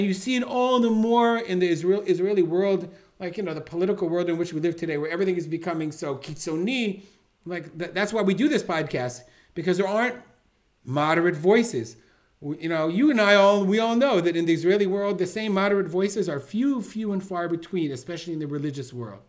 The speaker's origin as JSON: {"language": "English", "region": "England", "country": "United Kingdom", "said": "I can't change the fact that I came from England and I have this miftah and I don't have the language."}